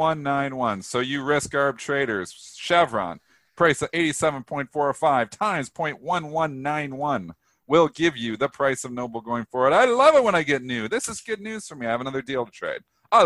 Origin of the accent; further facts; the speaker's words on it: Canada; I'm Canadian. I take U.S. geography. Jeez. I know where Vancouver is. It's in BC.